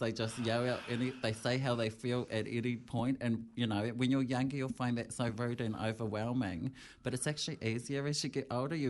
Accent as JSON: {"language": "English", "town": "Ruatoria", "region": "Gisborne", "country": "New Zealand", "tie": "born or raised there", "moved": "as an adult", "lives_now": "Wellington, New Zealand", "said": "I'm 40 now. Half my life here. I'm originally from, well, born in Gisborne, raised in Ruatoria."}